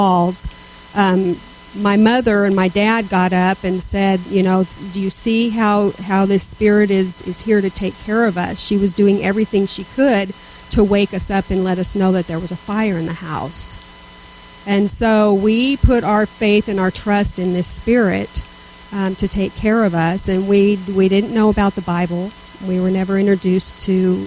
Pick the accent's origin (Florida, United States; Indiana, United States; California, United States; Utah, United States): California, United States; Southern; I was raised in Southern California